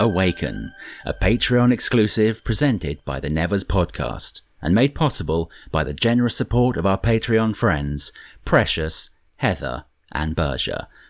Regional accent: United Kingdom; Speaking as the resident Brit in the podcast

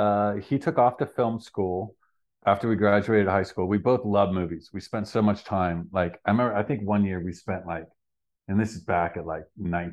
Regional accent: Lake Tahoe, United States; We're both from Lake Tahoe, and that's what all our friends did.

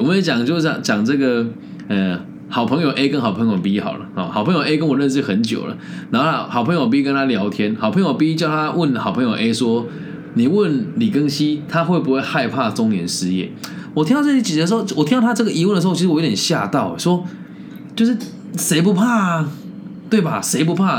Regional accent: Taiwan; moved away as an adult; 我回到台湾找工作也是从零开始啊

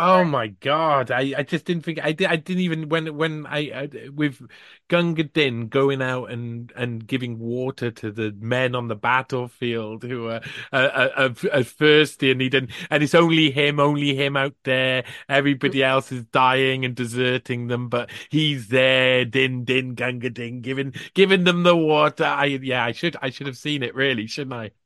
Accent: United Kingdom; as a British person

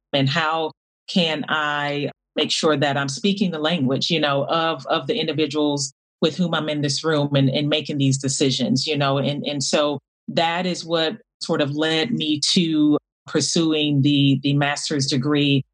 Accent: Miami, Florida, United States; I grew up in in Miami, Florida

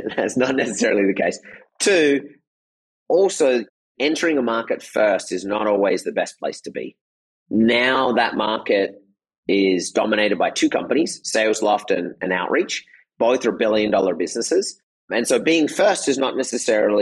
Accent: Australia; moved away as an adult; also born or lived in Michigan / Japan / Germany / Netherlands; I grew up in Australia.

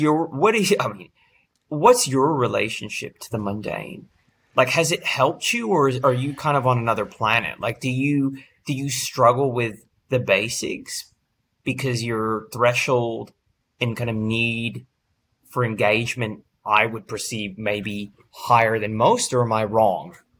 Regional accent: East Bay, California, United States; That's my hometown. I didn't go to Berkeley, but I grew up in the, in the East Bay

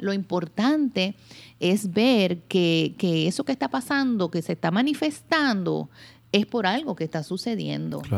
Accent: Puerto Rico; yo soy una mujer puertorriqueña. Eh, hoy día soy madre de dos, este, una mujer de 28 años y una jovencita de 15, Patricia y Mariana. Este, he vivido toda mi vida aquí en Puerto Rico

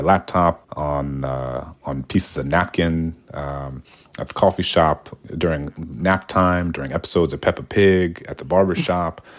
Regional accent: New Orleans, Louisiana, United States; I grew up in New Orleans in the nineties

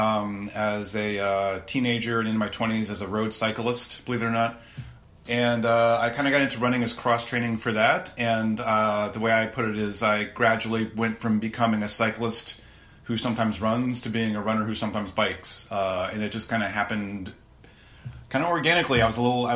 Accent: South Central Ohio, United States; where I grew up in South Central Ohio

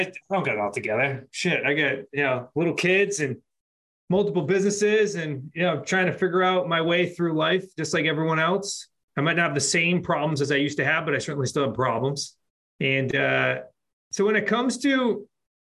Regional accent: Worcester, Massachusetts, United States; we grew up in Central Mass

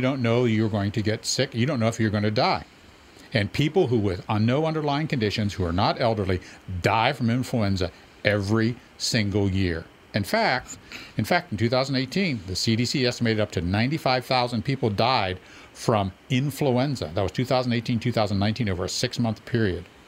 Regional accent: Western Pennsylvania, United States; I grew up in Western Pennsylvania

